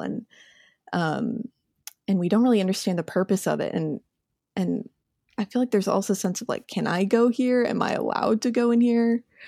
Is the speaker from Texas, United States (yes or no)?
no; Indianapolis, Indiana, United States; moved away as an adult; I'm from Indiana. That's my home. I've lived in Indianapolis, um, all the way up until college in the same house.